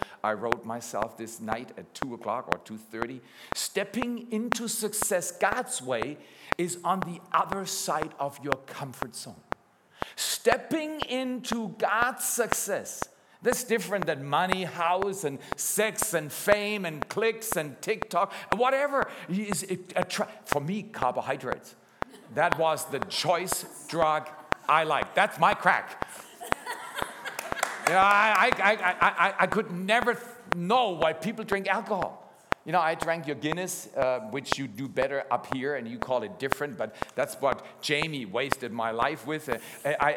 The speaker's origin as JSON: {"language": "English", "town": "Freiburg", "region": "Baden-Württemberg", "country": "Germany", "tie": "born or raised there", "also_born_or_lived": "Dallas", "lives_now": "Black Forest, Germany", "said": "I'm a city boy. I did my BA in Dallas. My wife comes from Toronto. And I grew up at least in Freiburg, Germany"}